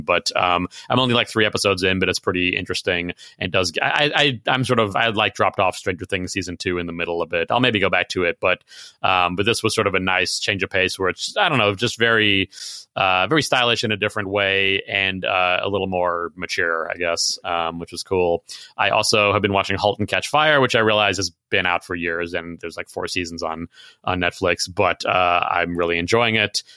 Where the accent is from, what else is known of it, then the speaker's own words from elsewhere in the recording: Chicago, Illinois, United States; I grew up in Chicago